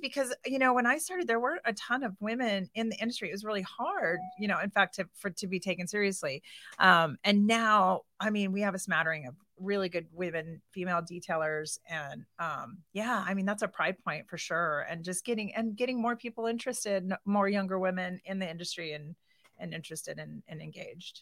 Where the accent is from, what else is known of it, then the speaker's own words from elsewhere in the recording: Boise, Idaho, United States; moved away as an adult; also born or lived in Portland; now in Kona, Hawaii, United States; I moved here when I was eight, so I went to Collister